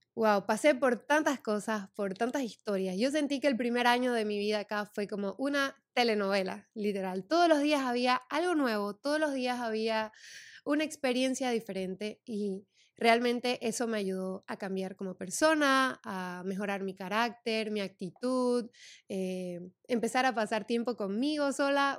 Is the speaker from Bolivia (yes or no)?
yes; Santa Cruz de la Sierra, Santa Cruz, Bolivia; moved away as an adult; now in United States; yo soy de Santa Cruz de la Sierra, Bolivia